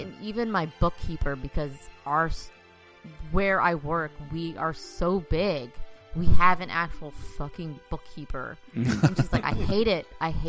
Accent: Dallas, Texas, United States; I'm in Dallas

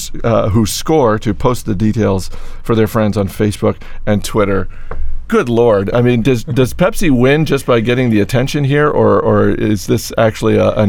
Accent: Maine, United States; my home state of Maine

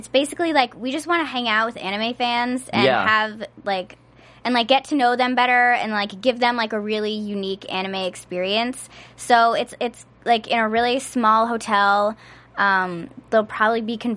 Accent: Connecticut, United States; also born or lived in New York City; now in Los Angeles, United States; I grew up in Connecticut and then I moved to New York.

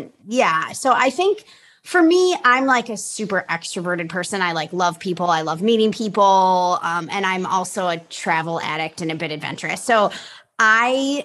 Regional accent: Chicago, Illinois, United States; also born or lived in California; now in Florida, United States; I grew up in Chicago. There was a lot of gray days. I had a wonderful childhood in the suburbs of Chicago

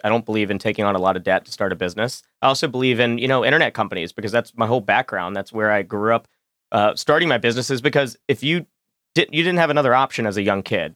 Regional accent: Roanoke, Virginia, United States; I'm eight years old. I'm from Roanoke, Virginia

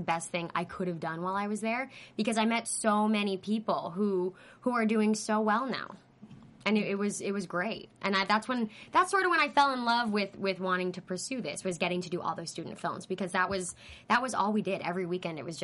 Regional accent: Pasadena, California, United States; also born or lived in New York; I grew up in Pasadena

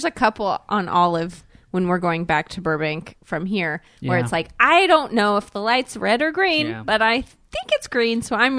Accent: South Korea; moved away; I grew up in Korea

